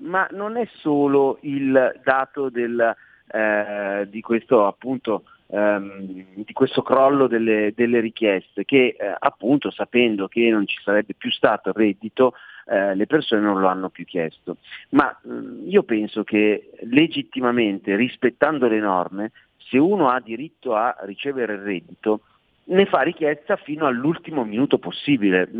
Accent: Milan, Lombardy, Italy; essendo milanese

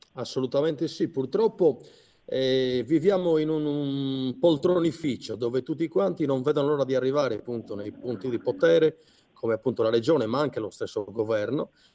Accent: Sardinia, Italy; come sardo, e credimi, io sono di quei sardi veramente forse eh, vecchio stampo

